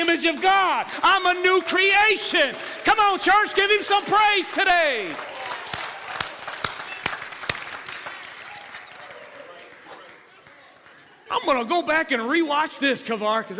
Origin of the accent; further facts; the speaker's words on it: Ecorse, Michigan, United States; I'm from Southwest or from Ecorse